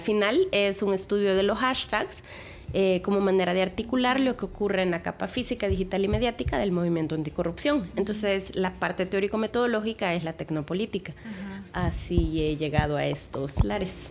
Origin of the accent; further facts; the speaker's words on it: El Salvador; moved away; also born or lived in Querétaro; como salvadoreña